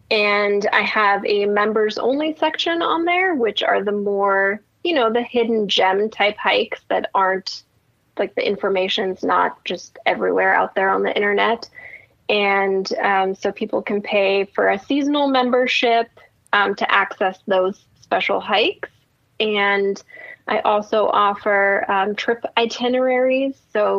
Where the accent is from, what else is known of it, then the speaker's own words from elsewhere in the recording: Germany; English is a second language; now in United States; I'm originally from Germany, so I do have family in Germany, so I go visit there a lot. But other than that, I don't really leave Oregon that much.